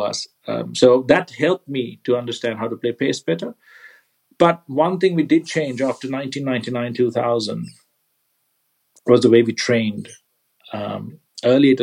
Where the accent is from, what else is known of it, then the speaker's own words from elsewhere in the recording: Kandy, Central Province, Sri Lanka; I grew up in Kandy, where the weather's quite damp and rained a lot.